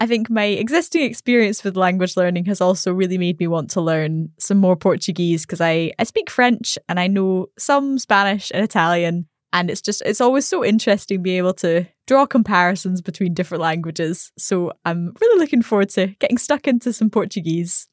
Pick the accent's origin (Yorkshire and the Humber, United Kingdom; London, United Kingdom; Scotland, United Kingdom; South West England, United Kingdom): Scotland, United Kingdom; I'm from Scotland.